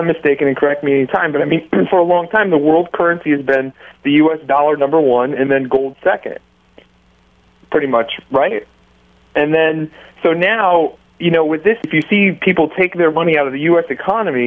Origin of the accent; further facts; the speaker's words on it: United States; I'm an American